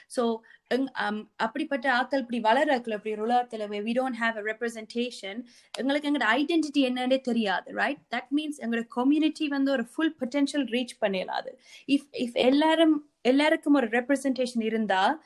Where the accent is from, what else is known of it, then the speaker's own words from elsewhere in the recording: Sri Lanka; now in Australia; நாங்க ஈழத்தமிழர்